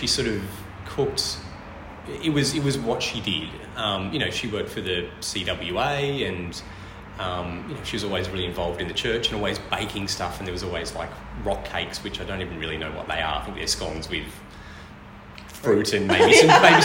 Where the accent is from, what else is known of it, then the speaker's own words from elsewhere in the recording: Hobart, Tasmania, Australia; moved away as an adult; now in Melbourne, Australia; I'm actually from Tasmania, from Hobart.